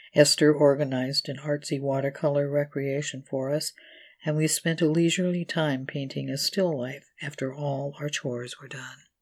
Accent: California, United States; moved away; I was in my hometown in California to help take care of my mother

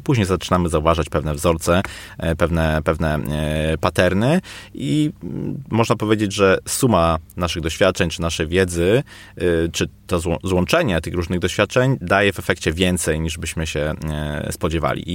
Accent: Poznań, Greater Poland, Poland; u nas w Poznaniu

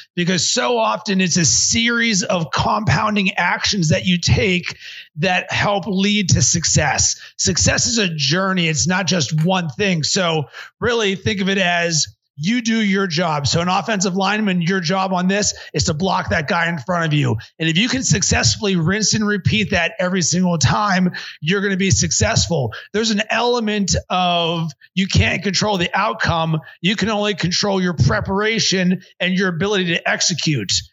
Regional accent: Pittsburgh, Pennsylvania, United States; now in Chicago, United States; I grew up in Pittsburgh

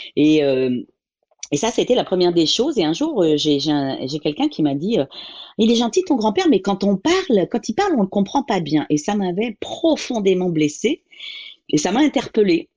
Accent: Paris, Île-de-France, France; je suis originaire euh, de la France, de Paris, pour être plus précise

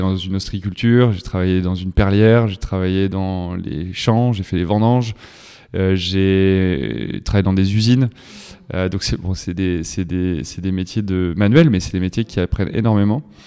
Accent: Loudun, Nouvelle-Aquitaine, France; je suis originaire de la Vienne, à Loudun

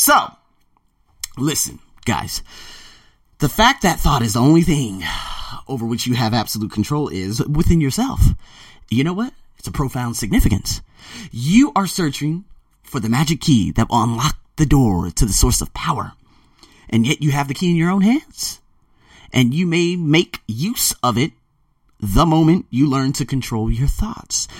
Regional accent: United States; moved away as an adult; also born or lived in Australia / Las Vegas; now in Bangkok, Thailand; I'm American

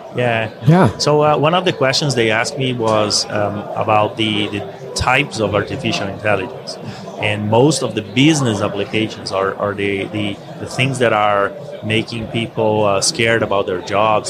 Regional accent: Brazil; moved away as an adult; also born or lived in Scotland; Originally, I'm from Brazil

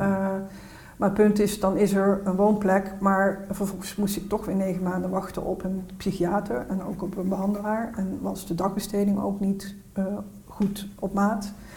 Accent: North Brabant, Netherlands; ik kom uit Noordoost-Brabant

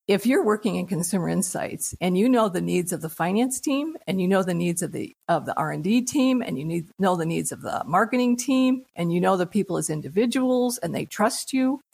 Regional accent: United States; as an American

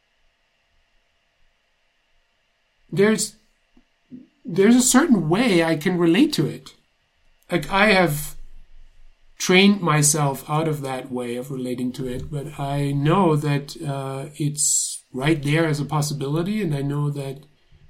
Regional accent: Germany; moved away; I grew up in Germany in the 80s

